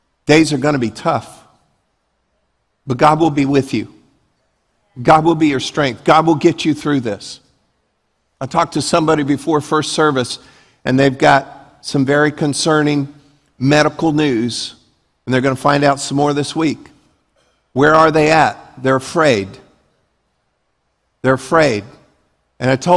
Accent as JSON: {"language": "English", "town": "Leesburg", "region": "Florida", "country": "United States", "tie": "born or raised there", "said": "I grew up in Leesburg"}